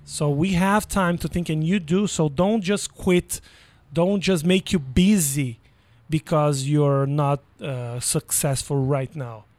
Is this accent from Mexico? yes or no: no; Brazil; now in United States